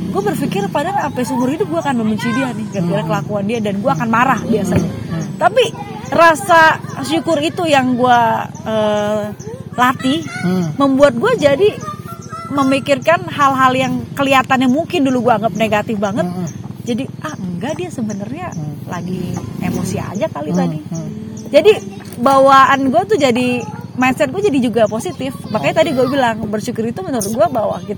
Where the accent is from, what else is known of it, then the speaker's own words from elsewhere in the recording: North Sumatra, Indonesia; gue bersyukur gue bersyukur gue orang Batak